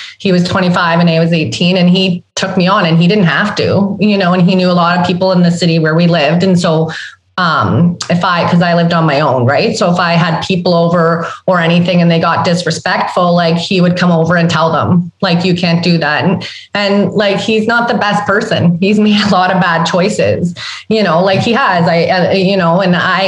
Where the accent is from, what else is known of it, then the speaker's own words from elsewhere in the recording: Sudbury, Ontario, Canada; growing up in Sudbury, Ontario, where I grew up